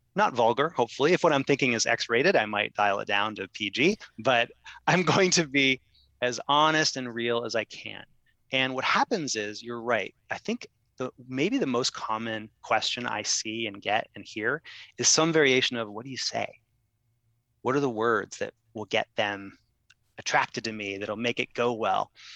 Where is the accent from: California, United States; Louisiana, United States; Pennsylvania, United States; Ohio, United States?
Ohio, United States; now in New York, United States; I'm from Ohio.